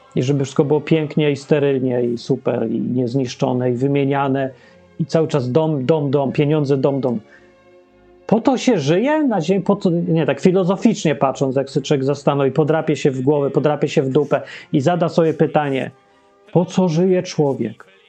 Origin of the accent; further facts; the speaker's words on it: Poland; Ja się urodziłem w kraju, którego w ogóle nie ma. Polska Rzeczpospolita Ludowa.